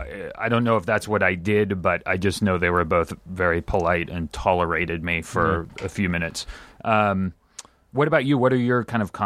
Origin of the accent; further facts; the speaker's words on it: Germany; moved away; Actually 100% I was born and raised in Germany and moved here